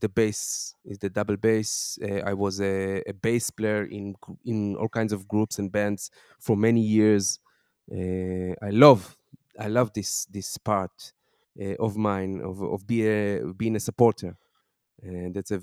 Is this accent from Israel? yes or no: yes; Tel Aviv, Tel Aviv District, Israel; I grew up in Tel Aviv, but as my first boy was born, we changed the direction.